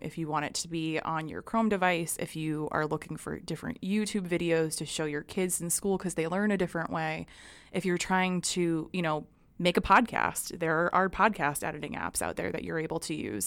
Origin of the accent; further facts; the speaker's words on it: New Hampshire, United States; I grew up in New Hampshire.